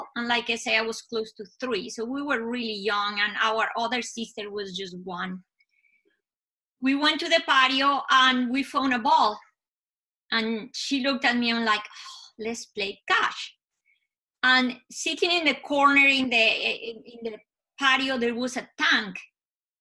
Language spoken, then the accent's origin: English; Bogota, Colombia; I was born in Colombia, and where I grew up and lived with my parents and sisters